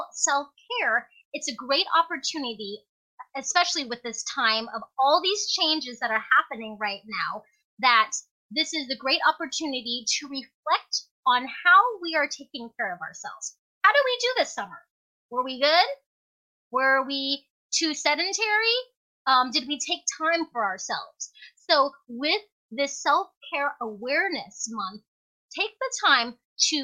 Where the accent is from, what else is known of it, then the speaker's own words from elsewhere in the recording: Alaska, United States; as a little kid growing up in Alaska as an immigrant